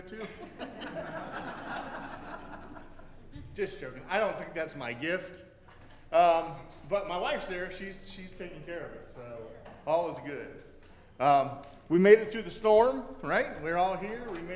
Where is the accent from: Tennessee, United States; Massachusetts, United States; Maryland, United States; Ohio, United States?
Ohio, United States; Canton; I grew up in Canton, Ohio, home of the NFL Football Hall of Fame